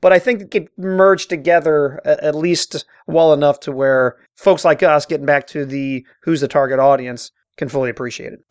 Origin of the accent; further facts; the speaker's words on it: Cincinnati, Ohio, United States; I'm born and raised in Cincinnati